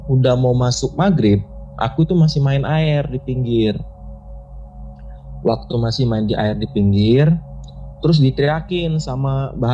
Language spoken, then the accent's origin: Indonesian; Palembang, South Sumatra, Indonesia; asal aku itu dari Palembang Sumatera Selatan.